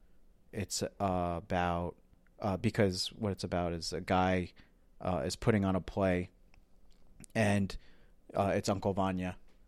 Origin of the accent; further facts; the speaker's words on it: Ireland; And, you know, as an Irish person, you know, I love that movie.